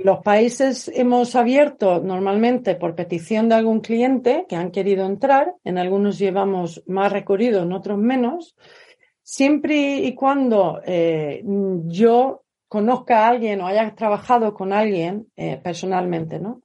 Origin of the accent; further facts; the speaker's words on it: Sweden; moved away as an adult; now in Spain; vivo en España, soy sueca de origen y vivo en España desde hace casi 30 años